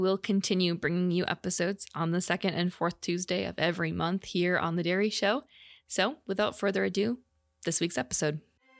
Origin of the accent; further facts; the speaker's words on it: Minnesota, United States; now in Wisconsin, United States; where I grew up in Minnesota